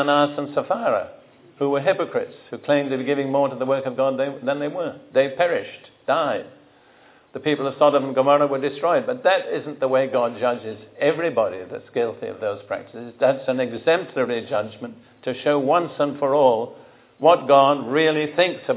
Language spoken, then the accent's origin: English; United Kingdom; moved away as an adult; also born or lived in Israel; now in United States; I grew up in Britain between the two world wars